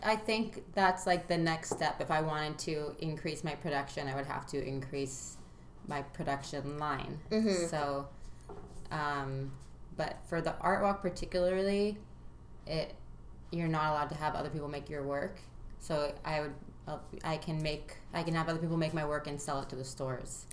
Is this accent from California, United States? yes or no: yes; Santa Monica, California, United States; I was born in Santa Monica, and I um, lived there, you know, until I graduated high school for the most part.